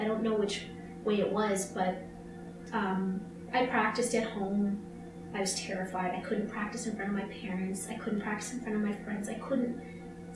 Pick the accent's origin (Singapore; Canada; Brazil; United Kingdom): Canada; we promised we're Canadian. We've only seen snow like our entire lives.